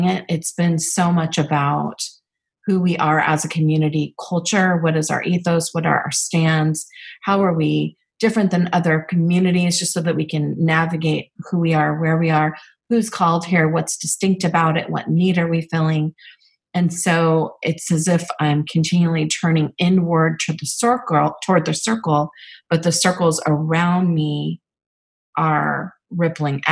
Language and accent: English; Northern California, United States; living and growing up in Northern California